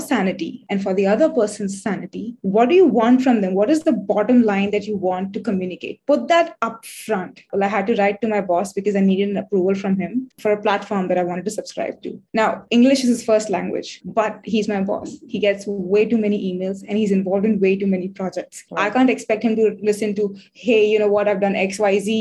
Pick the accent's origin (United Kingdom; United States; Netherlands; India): India; I'm from India